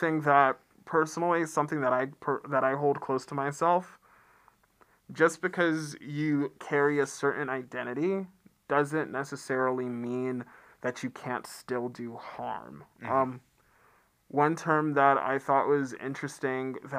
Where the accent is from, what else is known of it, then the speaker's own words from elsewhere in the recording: Atlanta, Georgia, United States; I come from Atlanta